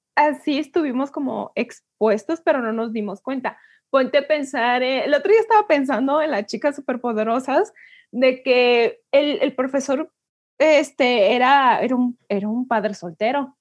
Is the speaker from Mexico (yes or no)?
yes; Mexico; como mujeres mexicanas